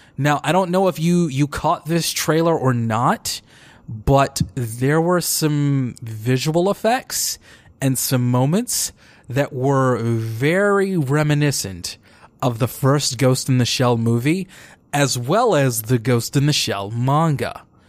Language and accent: English; Detroit, Michigan, United States; right here in my hometown of Detroit, Michigan